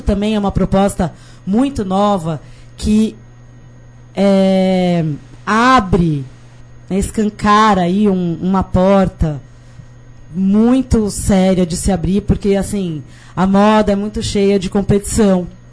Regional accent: Brazil; also born or lived in England; Eu sou daqui mesmo

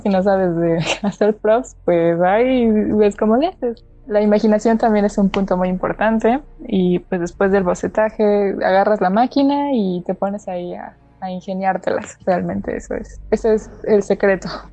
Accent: Córdoba, Veracruz, Mexico; also born or lived in Xalapa, Veracruz; aquí de donde soy, este, mi, casa, su casa, en Córdoba, Veracruz.

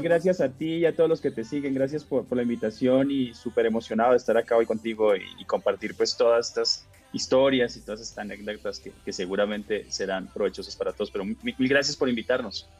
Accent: Bucaramanga, Santander, Colombia; moved away as an adult; now in Mexico; soy colombiano y pues nací en Colombia, en una ciudad chica que se llama Bucaramanga

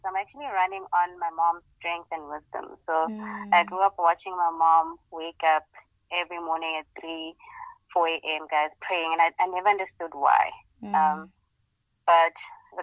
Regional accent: Pretoria, Gauteng, South Africa; moved away as an adult; now in Johannesburg, South Africa; I'm actually originally from Pretoria, but have been in Johannesburg for the past

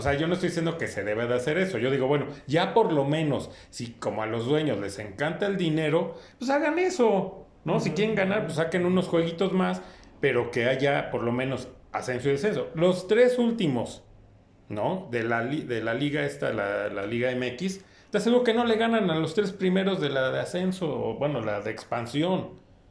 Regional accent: Mexico; a nosotros como mexicanos

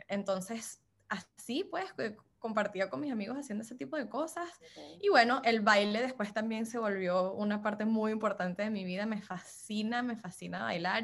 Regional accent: Miami, Florida, United States; accent: Venezuelan; also born or lived in Louisiana / California / Washington, D.C. / Costa Rica; nací en Luisiana, aquí en los Estados Unidos, por obra y gracia del Espíritu Santo, porque no tengo ninguna conexión con ese estado y soy, como me escuchan el acento, de familia venezolana. Em, crecí entre California y Miami

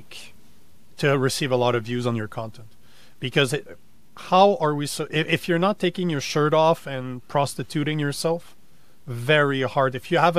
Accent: Canada; now in United States; I'm Canadian

